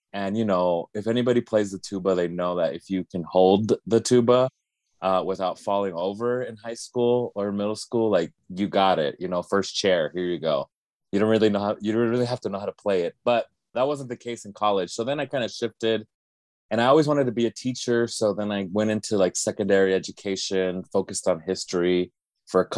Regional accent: Las Vegas, Nevada, United States; I was born and raised in Las Vegas

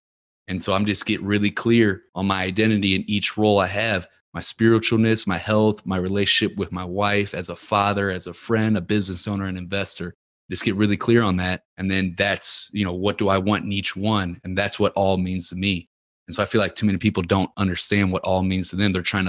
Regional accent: Ferguson, Missouri, United States; You know, I grew up in Ferguson, Missouri. It's not a rich neighborhood, but we went to the rich neighborhoods and were stealing from cars.

